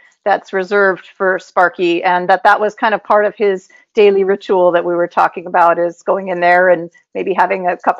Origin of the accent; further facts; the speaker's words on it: Northern California, United States; I was born in Northern California